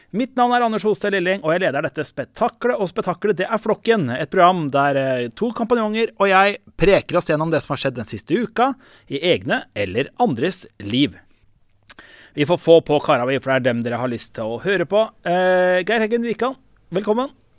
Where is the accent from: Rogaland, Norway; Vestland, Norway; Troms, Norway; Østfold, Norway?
Østfold, Norway; Jeg kommer jo fra Østfold.